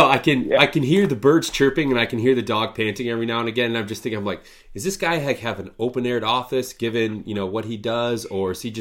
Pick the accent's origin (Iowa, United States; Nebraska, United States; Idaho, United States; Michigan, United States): Michigan, United States; moved away; also born or lived in Chicago; I grew up in Michigan, and like I mentioned, I think before we started recording, a pretty rural area.